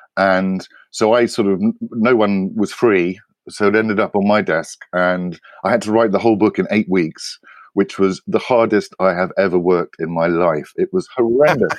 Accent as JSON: {"language": "English", "country": "United Kingdom", "tie": "born or raised there", "said": "I grew up in Britain"}